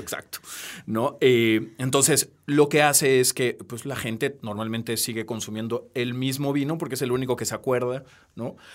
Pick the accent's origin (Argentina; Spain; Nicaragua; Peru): Peru; now in Mexico; soy peruano, nací en Perú